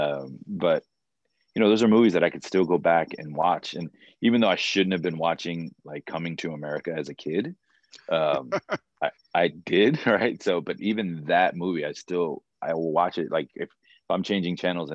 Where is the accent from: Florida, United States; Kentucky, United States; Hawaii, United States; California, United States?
Florida, United States; moved away; also born or lived in Maryland / Georgia; Growing up in Florida